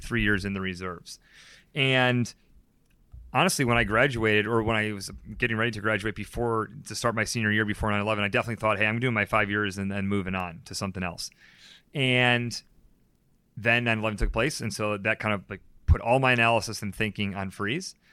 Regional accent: Syracuse, New York, United States; Syracuse, New York

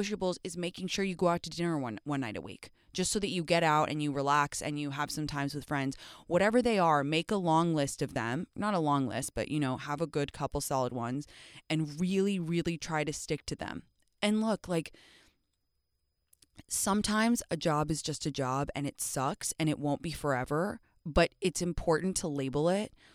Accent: England, United Kingdom; I'm from England

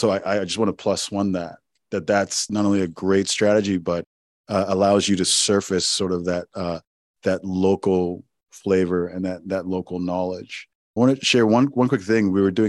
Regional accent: Owerri, Imo, Nigeria; we had land that in my hometown in Owerri, Nigeria, that was just taken from us.

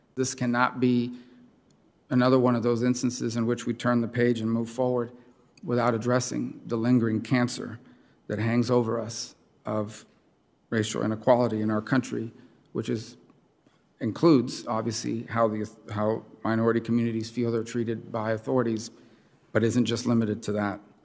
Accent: Miami, Florida, United States; my hometown of Miami and my home state of Florida

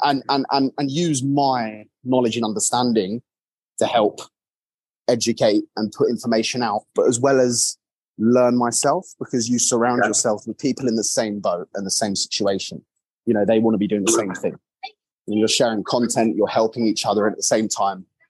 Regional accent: England, United Kingdom; I'm English

